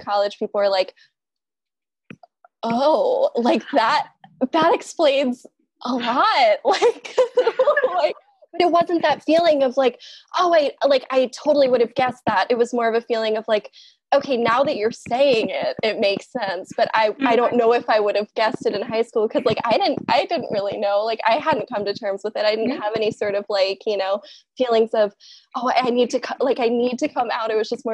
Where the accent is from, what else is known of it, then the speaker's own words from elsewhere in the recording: Newark, Delaware, United States; growing up in Newark